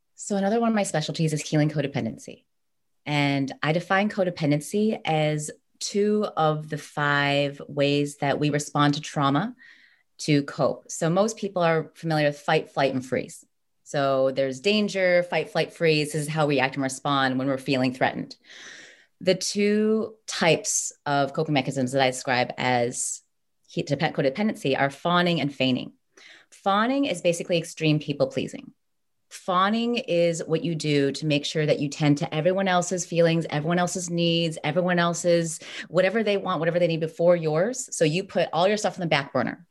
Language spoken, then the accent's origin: English; United States; I was born here. I'm American